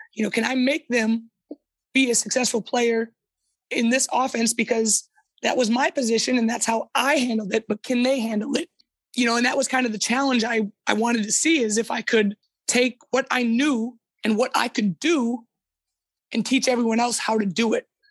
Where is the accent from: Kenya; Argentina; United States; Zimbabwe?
United States; moved away as an adult; now in Sweden; I'm American in the aspect of I yell, I'm loud, I'm boisterous